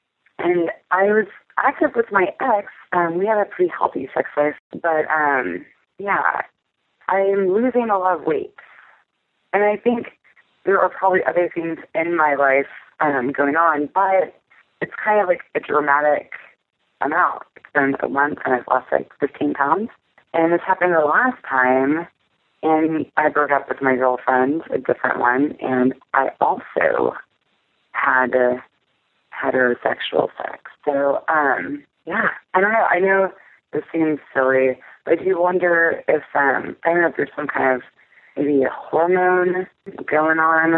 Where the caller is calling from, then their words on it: Texas, United States; I'm calling from Texas.